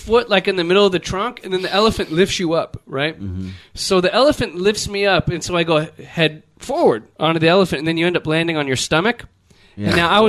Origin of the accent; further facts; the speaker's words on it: Los Angeles, California, United States; I'm from LA, like United States of America.